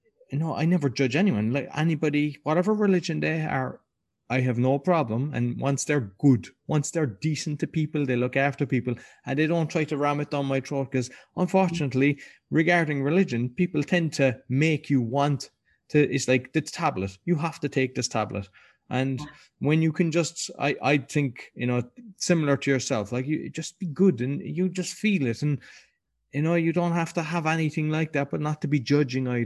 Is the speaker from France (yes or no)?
no; Ireland; I grew up in Ireland and went to a Christian brother school.